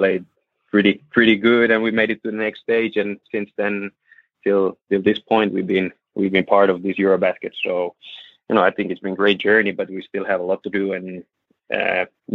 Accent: Finland; moved away as an adult; now in Tenerife, Spain; we're living away from Finland.

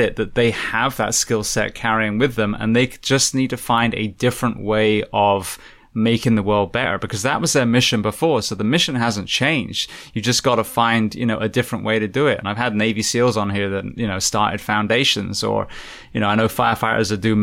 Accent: England, United Kingdom; now in United States; I'm from England

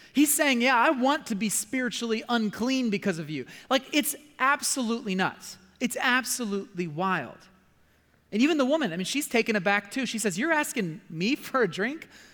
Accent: United States; my American culture

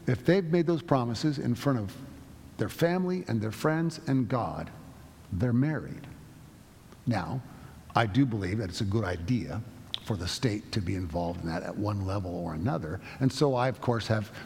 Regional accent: United States; I'm an American through and through.

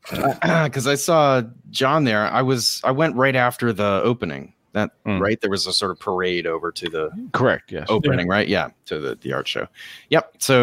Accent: Maine, United States; I'm from Maine.

